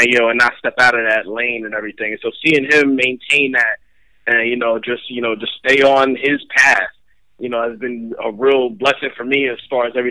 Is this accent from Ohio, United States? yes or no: no; Western Pennsylvania, United States; also born or lived in Bronx, New York; growing up in Western Pennsylvania